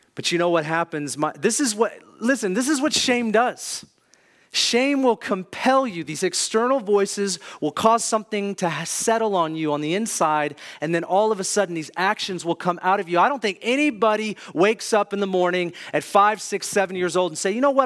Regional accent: Kirkland, Washington, United States; I grew up in Kirkland, Juanita area, had good parents

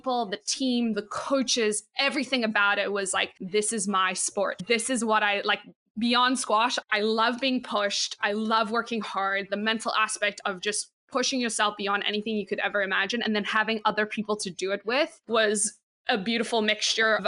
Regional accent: South Africa; moved away as an adult; now in Pottstown, United States; I played 5 different sports growing up in South Africa.

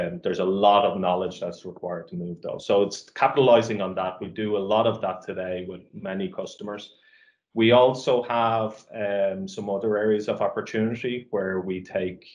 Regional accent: Ireland; also born or lived in Dublin, Ireland; I'm Irish and obviously very proud of being Irish.

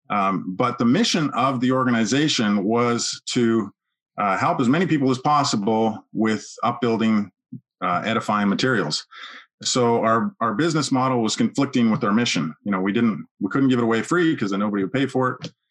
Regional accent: Edmonton, Alberta, Canada; now in United States; Yeah, Edmonton, Alberta.

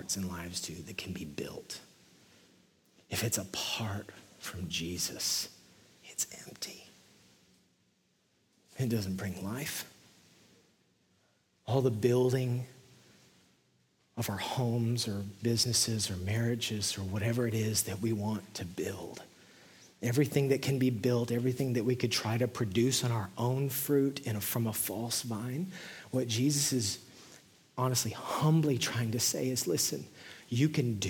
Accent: West Texas, United States; now in Nashville, United States; I'm from West Texas, which is essentially the desert

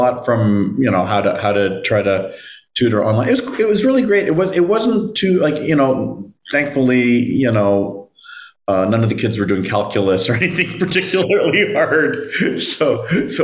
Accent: Toronto, Ontario, Canada; also born or lived in Manila, Philippines / Vancouver, Canada; So the first 4 years of my life were in Vancouver, but Toronto is my hometown.

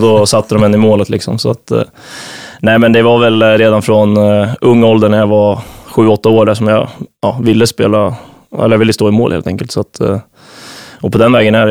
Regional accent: Nyköping, Södermanland, Sweden; moved away as an adult; now in Visby, Sweden; ute på Arnö i Nyköping, där jag kommer ifrån

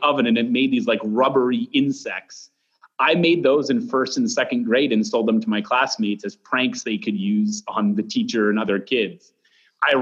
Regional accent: Mount Monadnock, New Hampshire, United States; I grew up right on the base of Mount Monadnock.

